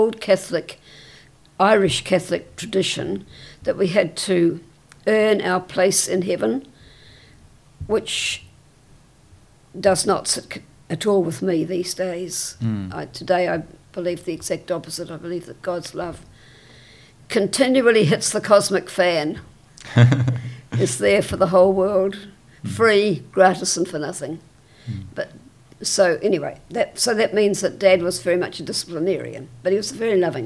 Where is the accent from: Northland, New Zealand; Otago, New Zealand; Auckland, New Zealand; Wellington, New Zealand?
Wellington, New Zealand; I was born in Wellington in 1929